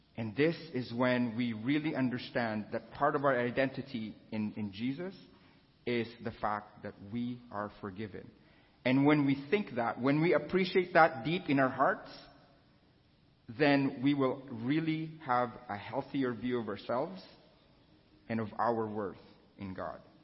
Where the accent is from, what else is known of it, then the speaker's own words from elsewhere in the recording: Philippines; moved away; I was born and raised in the Philippines.